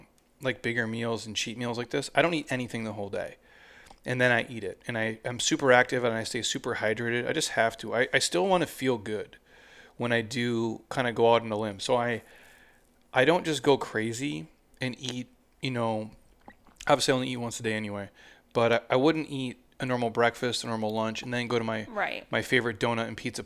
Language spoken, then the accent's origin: English; Minnesota, United States; I'm from Minnesota. The state fair, they deep fry Snickers.